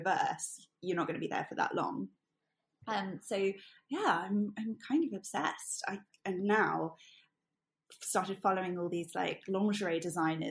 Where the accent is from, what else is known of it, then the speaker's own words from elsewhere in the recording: Hertfordshire, East of England, United Kingdom; also born or lived in Singapore; now in London, United Kingdom; I was born and bred outside of London in Hertfordshire